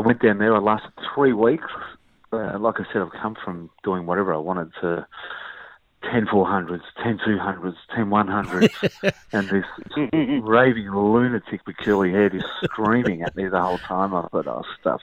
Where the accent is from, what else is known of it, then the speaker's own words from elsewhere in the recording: Dandenong, Victoria, Australia; I grew up in Noble Park, Dandenong, you know, fairly rough area